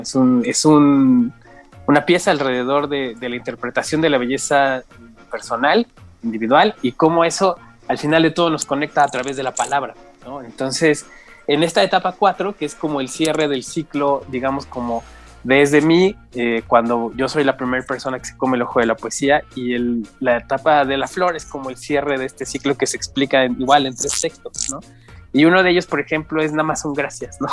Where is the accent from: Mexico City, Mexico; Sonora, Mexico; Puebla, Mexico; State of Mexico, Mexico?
Mexico City, Mexico; yo en realidad nací y crecí en Iztapalapa hasta como los 20 años.